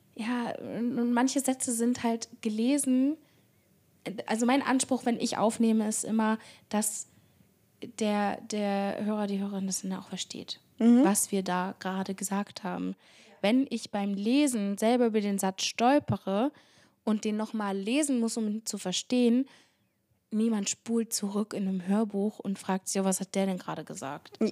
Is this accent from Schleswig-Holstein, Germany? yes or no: yes; Barmstedt, Schleswig-Holstein, Germany; now in Hamburg, Germany; in meiner Heimatstadt Barmstedt